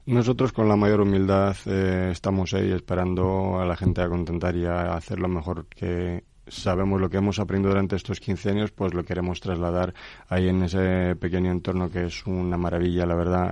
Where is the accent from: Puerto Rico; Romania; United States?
Romania; Craiova, Dolj; Spanish is a second language; moved away as an adult; now in Tordesillas, Spain; Yo soy de Rumanía soy de una maravillosa ciudad que se llama Craiova. Nací ahí hace 44 años y desde hace 19 años pues eh, vivo aquí en España